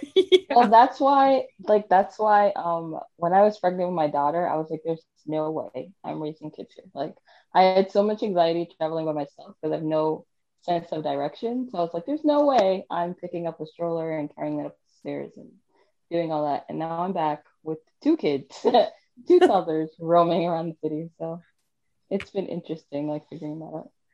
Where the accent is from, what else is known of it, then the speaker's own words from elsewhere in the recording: New York City, New York, United States; moved away as an adult; also born or lived in Virginia; I was born and raised in New York City